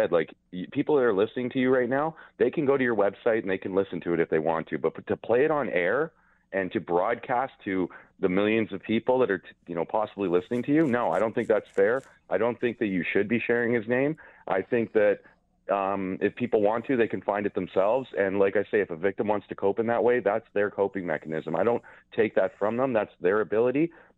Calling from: Canada; I'm coming from Canada, and I wasn't obviously in your state when the event happened.

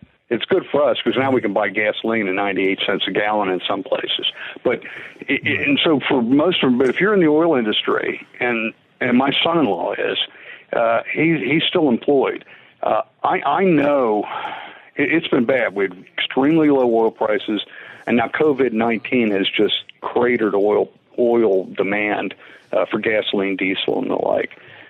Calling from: Pittsburgh, Pennsylvania, United States; I'm calling you from Pittsburgh

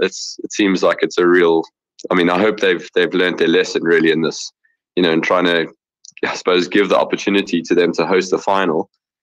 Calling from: Johannesburg, Gauteng, South Africa; I'm from Johannesburg, South Africa.

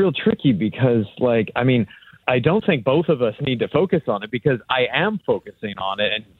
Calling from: Greece; I'm over in Greece.

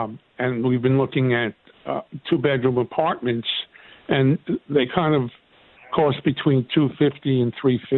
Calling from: Oceanside, New York, United States; I'm calling from Oceanside, New York.

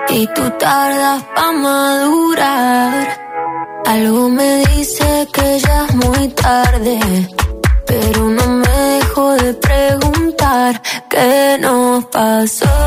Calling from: Madrid, Community of Madrid, Spain; desde Madrid.

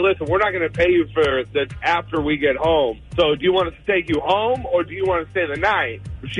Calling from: Menifee, California, United States; from Menifee.

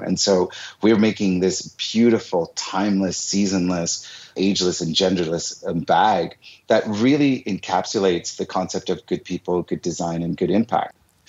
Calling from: Montreal, Quebec, Canada; one of the two co-founders of Goody, and I'm calling from Montreal today.

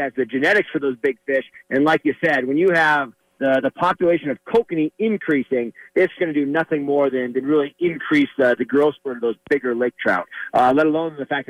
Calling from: Colorado, United States; I am calling from Blue Mesa Reservoir

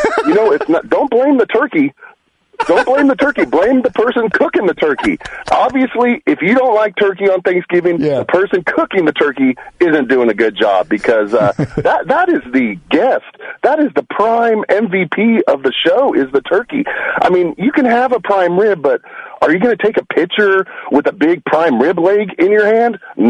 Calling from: Fremont, United States; Hey, this is … from Fremont.

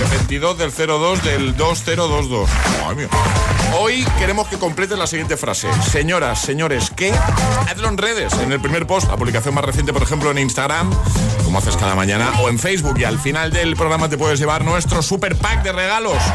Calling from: Zaragoza, Aragon, Spain; de Zaragoza.

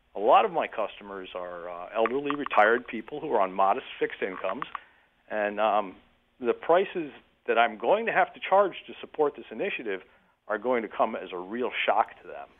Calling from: Windham County, Northeastern Connecticut, United States; I'm calling in from Eastern Connecticut, Northeastern Connecticut, kind of poor relation, poor cousin up here in Wyndham County

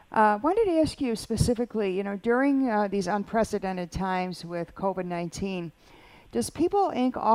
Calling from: Lancaster, United States; I'm from the Lancaster area and um, I work within a manufacturing business.

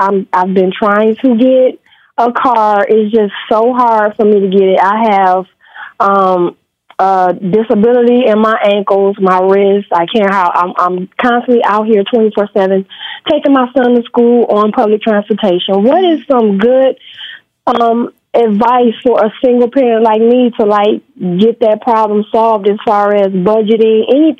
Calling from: Michigan, United States; I'm from Michigan.

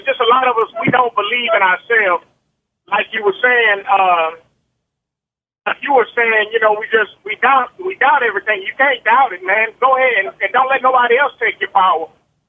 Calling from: Texas, United States; I'm calling from Texas.

